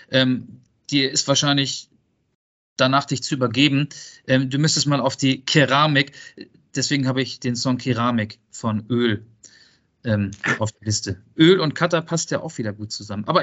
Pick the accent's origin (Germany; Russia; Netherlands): Netherlands; German is a second language; Ich komme aus Holland.